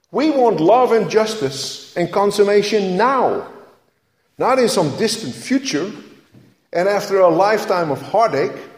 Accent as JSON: {"language": "English", "country": "Netherlands", "tie": "born or raised there", "moved": "yes", "said": "growing up in Holland"}